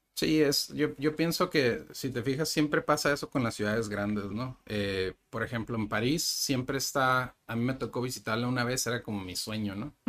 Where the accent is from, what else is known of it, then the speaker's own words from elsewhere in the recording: Ensenada, Baja California, Mexico; moved away as an adult; now in Tijuana, Mexico; Yo nací en Ensenada